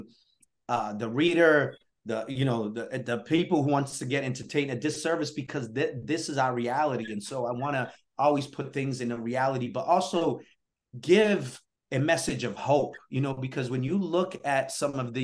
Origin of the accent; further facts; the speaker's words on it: New Bedford, Massachusetts, United States; also born or lived in Guinea-Bissau; I grew up in New Bedford, Massachusetts